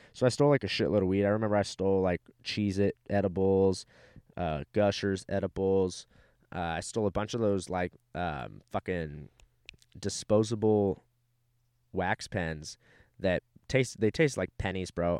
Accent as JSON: {"language": "English", "region": "California", "country": "United States", "tie": "born or raised there", "also_born_or_lived": "Fort Walton Beach, Florida", "moved": "yes", "lives_now": "Texas, United States", "said": "moved to California when I was three, and now I live in Texas"}